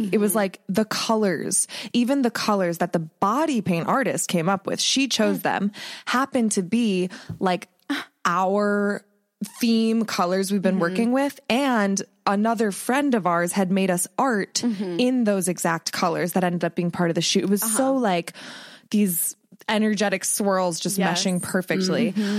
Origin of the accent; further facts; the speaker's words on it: Ohio, United States; So my, I have a witchy friend I grew up with in Ohio, and we've been reconnecting